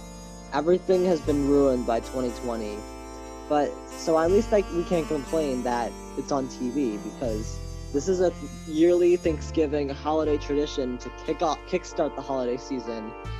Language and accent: English; Long Island, New York, United States; My local business I love is on Long Island, and my hometown is Madison's Niche